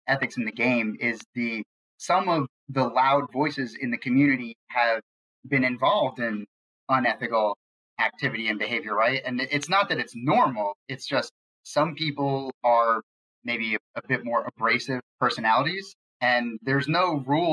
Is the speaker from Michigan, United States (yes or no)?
no; New York, United States; I grew up in New York